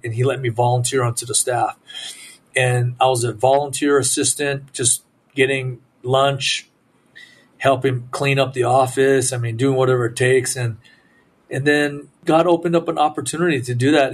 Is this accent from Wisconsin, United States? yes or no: no; Southern California, United States; my parents are immigrants, and they're immigrants from Japan and we were a blue collar family. And so we grew up in Southern California